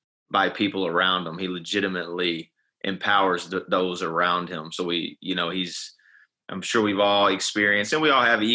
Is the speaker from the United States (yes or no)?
yes; Dallas, Texas, United States; I'm from the Dallas area